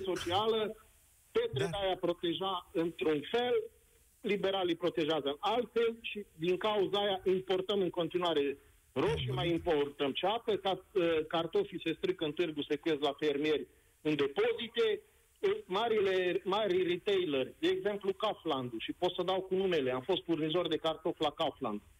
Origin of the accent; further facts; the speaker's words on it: around Cluj, Transylvania, Romania; sunt Ardelean, vorbesc din jurul Clujului